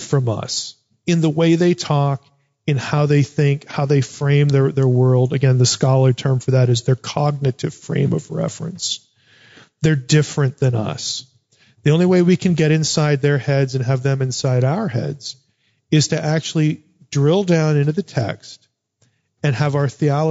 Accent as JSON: {"language": "English", "country": "United States", "tie": "born or raised there", "said": "Growing up in America."}